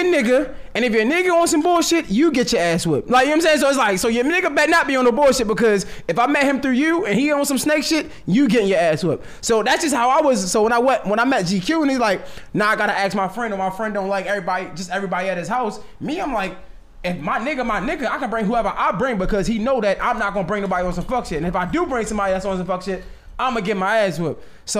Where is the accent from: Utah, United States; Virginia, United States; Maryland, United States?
Maryland, United States; Baltimore; I'm from Baltimore